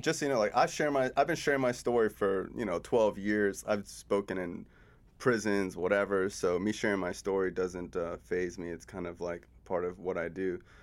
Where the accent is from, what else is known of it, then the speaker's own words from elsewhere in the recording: South Florida, United States; also born or lived in Cooper City, Florida / Davie, Florida; I'm born and raised in South Florida